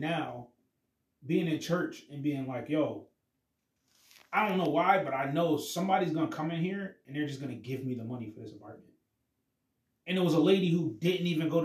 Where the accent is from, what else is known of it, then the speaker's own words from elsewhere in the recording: United States; I was born in America